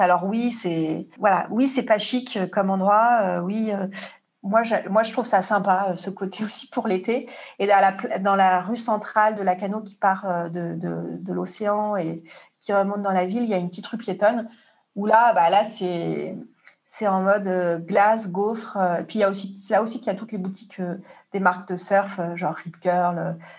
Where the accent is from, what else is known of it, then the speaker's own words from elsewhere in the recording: Marseille, Provence-Alpes-Côte d'Azur, France; moi, je suis de Marseille